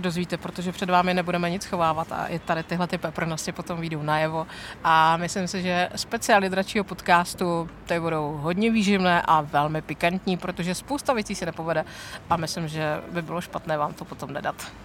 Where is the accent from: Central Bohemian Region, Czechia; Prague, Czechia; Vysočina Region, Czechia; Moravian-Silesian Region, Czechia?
Moravian-Silesian Region, Czechia; Ostrava; jak jsme z Ostravy